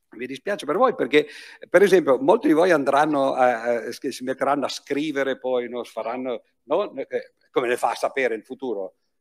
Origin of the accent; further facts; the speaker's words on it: Piedmont, Italy; dalle mie parti, dalle parti di, eh, de, del Piemonte